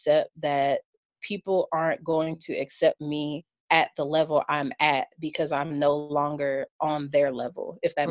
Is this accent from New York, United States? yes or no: no; Kentucky, United States; I'm from Kentucky